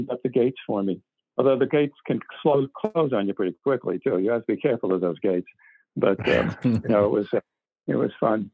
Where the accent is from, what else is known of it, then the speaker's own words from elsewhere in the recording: Boston, Massachusetts, United States; I grew up in Boston